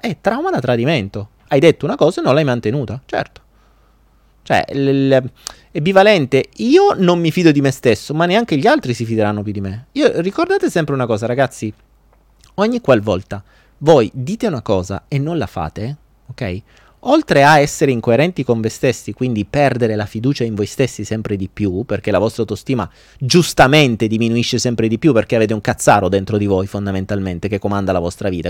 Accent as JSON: {"language": "Italian", "town": "Foggia", "region": "Apulia", "country": "Italy", "said": "io non sono napoletano, sono foggiano"}